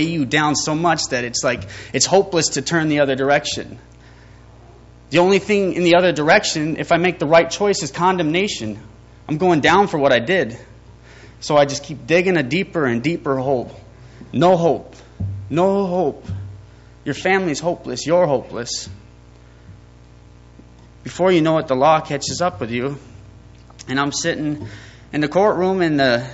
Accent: Fargo, North Dakota, United States; I was born and raised in Fargo, North Dakota

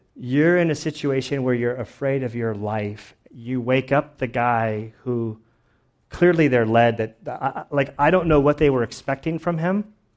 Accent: United States; We as American Christians are in the super minority

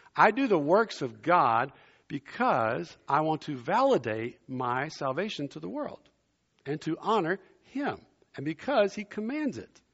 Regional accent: South Louisiana, United States; also born or lived in Germany; now in Princeton, United States; as a boy growing up in South Louisiana, I grew up below I-ten in Cajun country

